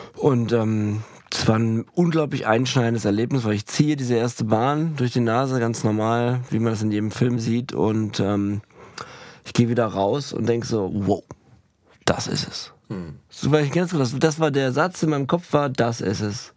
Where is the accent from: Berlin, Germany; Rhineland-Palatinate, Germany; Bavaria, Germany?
Berlin, Germany; als Berliner Kind